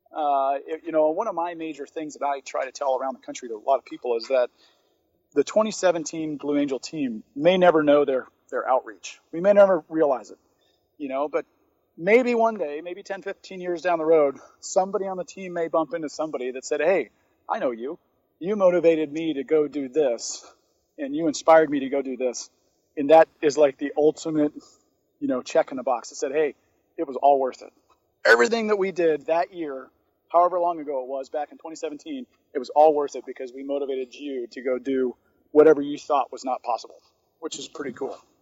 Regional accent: Atlanta, Georgia, United States; I grew up in Atlanta

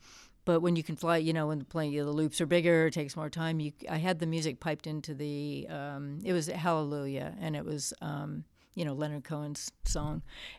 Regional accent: Japan; growing up in Japan from a young age, it was pretty unusual to see this American kid running around the streets. And we had a lot of freedom there because it's very, very safe. So I was taking public transportation, from the age of 10.

